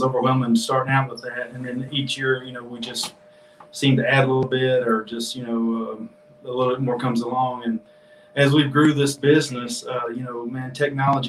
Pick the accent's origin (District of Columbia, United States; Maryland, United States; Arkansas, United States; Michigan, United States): Arkansas, United States; Jonesboro; now in Pine Bluff, United States; I was raised in Jonesboro and picked up a farm here in Pine Bluff